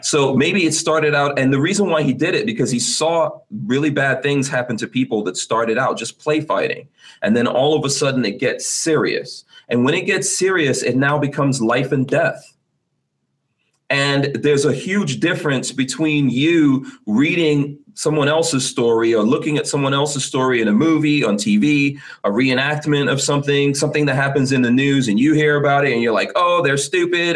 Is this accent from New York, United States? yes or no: yes; New York City, New York, United States; I grew up in Far Rockaway, New York, in the crack '80s